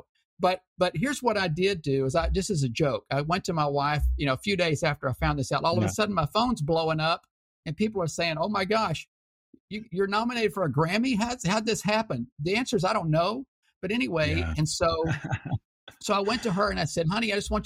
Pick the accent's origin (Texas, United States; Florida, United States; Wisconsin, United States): Texas, United States; Houston; My hometown, Houston Post